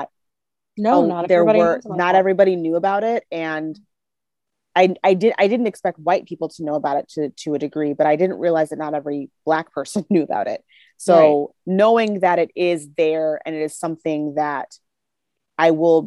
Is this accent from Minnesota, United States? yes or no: yes; Minneapolis, Minnesota, United States; moved away as an adult; growing up in Minneapolis, there's much more of a predominant Black community